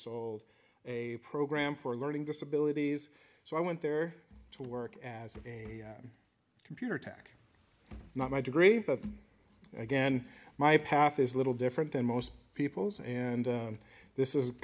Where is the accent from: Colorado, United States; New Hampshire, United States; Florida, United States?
Colorado, United States; I grew up in Colorado